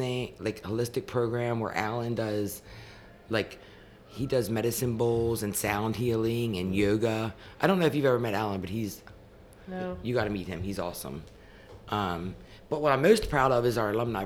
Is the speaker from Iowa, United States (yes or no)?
no; Wrightsville, Pennsylvania, United States; also born or lived in Marietta; I grew up in Wrightsville, which is where the ranch is